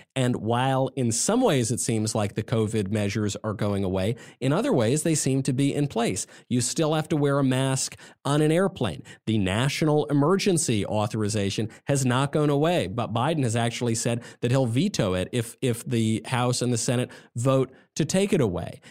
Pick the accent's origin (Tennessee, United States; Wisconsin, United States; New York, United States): New York, United States; I come from New York